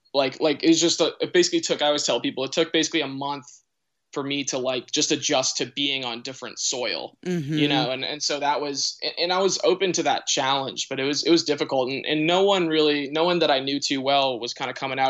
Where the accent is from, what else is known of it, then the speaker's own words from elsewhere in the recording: Hingham, Massachusetts, United States; moved away as an adult; now in Los Angeles, United States; I grew up on what's called the South Shore. And it's the South Shore of Boston. So I grew up in a town called Hingham, Massachusetts.